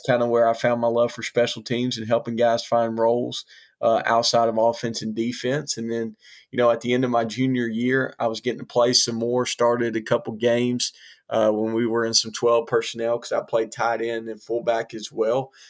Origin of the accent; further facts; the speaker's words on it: Hoover, Alabama, United States; I grew up in Hoover, Alabama, outside of Birmingham